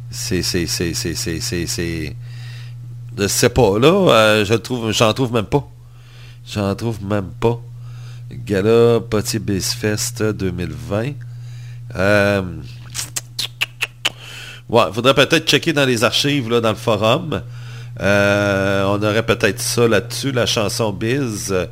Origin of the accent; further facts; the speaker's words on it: Montreal, Quebec, Canada; Je suis montréalais.